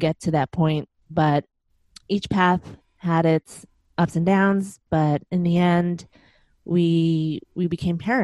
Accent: Chicago, Illinois, United States; moved away; I'm originally from Chicago, and that's where my husband

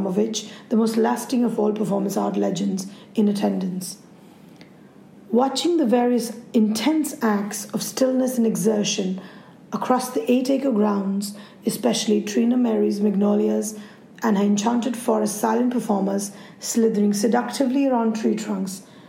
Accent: India; I'm an Indian journalist and photographer

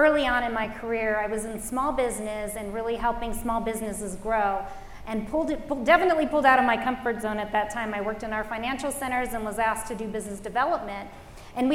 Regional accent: Los Angeles, California, United States; I grew up in the Los Angeles area.

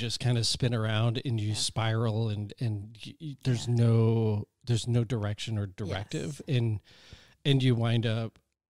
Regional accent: Connecticut, United States; I'm originally from Connecticut. I moved out here, and I remember just thinking, well, if it doesn't work out, I will move back.

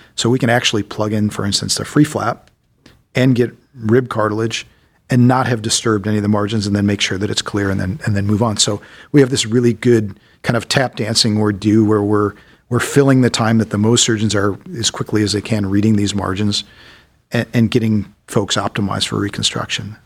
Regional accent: Solon, Ohio, United States; I grew up mostly in Solon, Ohio. So I'm a local boy

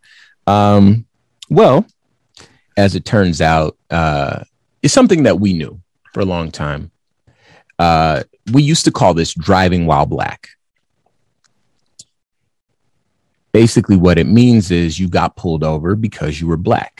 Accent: California, United States; now in Arizona, United States; I'm from California, and I live in Arizona

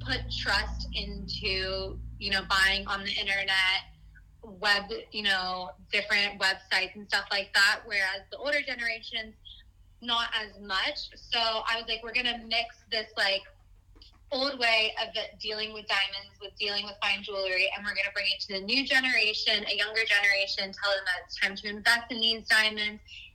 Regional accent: Florida, United States; I was born and raised in Florida

